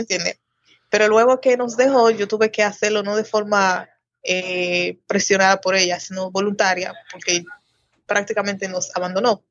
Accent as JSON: {"language": "Spanish", "town": "Saltadero", "country": "Haiti", "tie": "born or raised there", "also_born_or_lived": "San Pedro de Macorís, Dominican Republic", "said": "En Haití en una parte de la frontera llamada Los Botados. Pero el pueblo se llama Saltadero."}